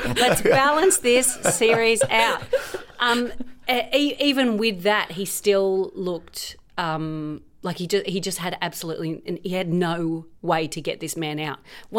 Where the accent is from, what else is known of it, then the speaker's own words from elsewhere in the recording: Australia; Obviously, I'm Australian.